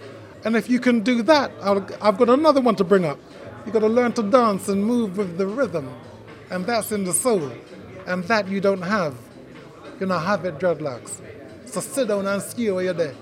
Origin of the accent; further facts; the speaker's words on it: Jamaica; first language Jamaican Patois; English is a second language; also born or lived in Great Britain; now in United Kingdom; English is my second language. My first language is Patois